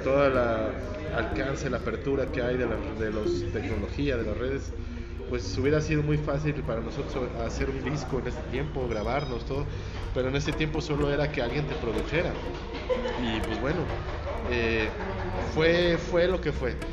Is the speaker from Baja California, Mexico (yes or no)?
no; Toluca, State of Mexico, Mexico; moved away; soy de Toluca